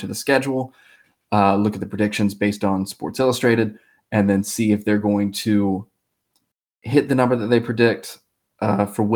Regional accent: Florida, United States; me growing up in Florida

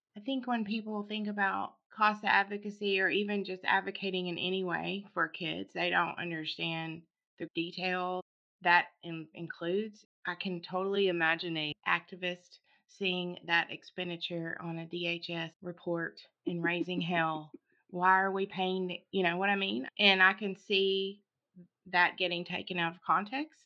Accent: Sherwood, Arkansas, United States; I grew up in Sherwood, North Little Rock

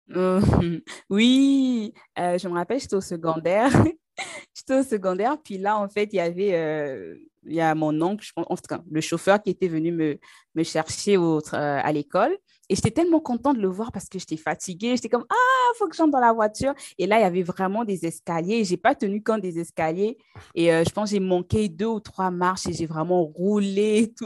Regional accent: Brazzaville, Republic of the Congo; also born or lived in Pointe-Noire, Congo; now in Canada; je suis née au Congo, Congo-Brazzaville, donc c'est en Afrique centrale. Et au Congo-Brazzaville, en fait, il y a une ville qui s'appelle Pointe-Noire, donc c'est là-bas que, je suis née. Et ensuite, j'ai grandi à Brazzaville

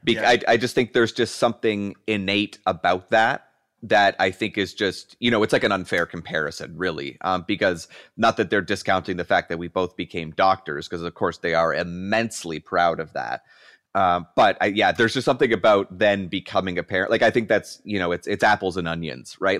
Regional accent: Canada; moved away as an adult; now in Erie County, United States; myself being Canadian but living across the border here in uh, in Erie County, uh, Western New York

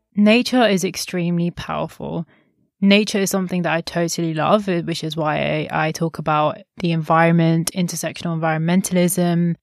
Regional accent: India; as an Indian

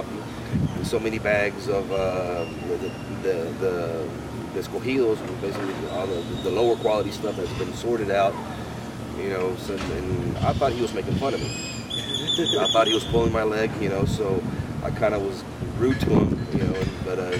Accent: United States; also born or lived in Nicaragua; I grew up in the United States in the 80s

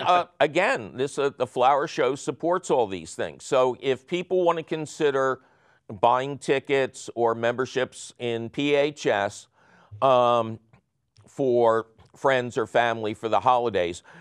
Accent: Philadelphia, Pennsylvania, United States; we're, we're from Philly

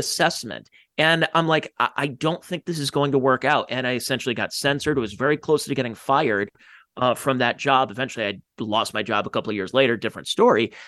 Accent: Ohio, United States; from Ohio

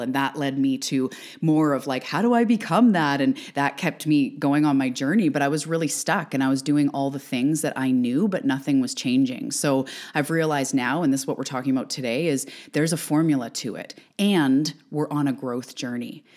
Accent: Canada; also born or lived in Vancouver Island, British Columbia; I'm also a Canadian. I'm an island girl living on the west coast of Canada on Vancouver Island

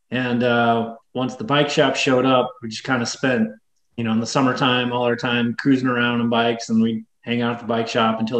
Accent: West Tennessee, United States; moved away as an adult; also born or lived in Oklahoma; now in Utah, United States; little town I grew up in in West Tennessee

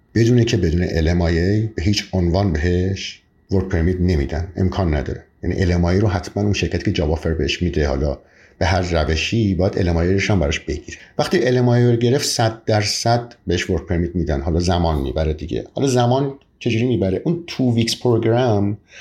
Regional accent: Iran; born or raised there; moved away as an adult; now in Canada

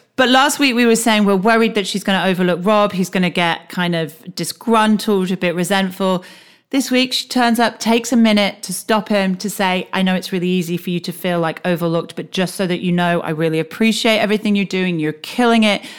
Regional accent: United Kingdom; accent: British; also born or lived in United States; we're British and we're living in the States

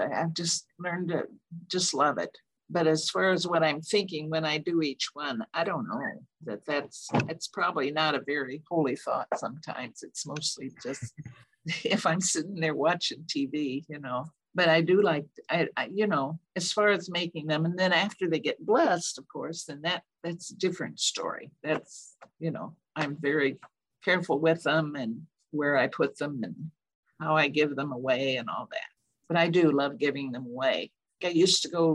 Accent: Rushville, United States; moved away; my hometown of Rushville

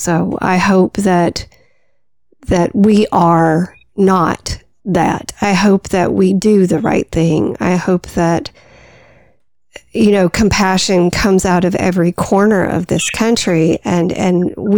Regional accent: United States; I'm American born and bred

